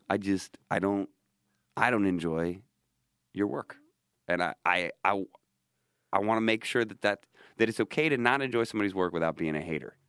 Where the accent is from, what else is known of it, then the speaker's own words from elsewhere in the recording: United States; I'm an American person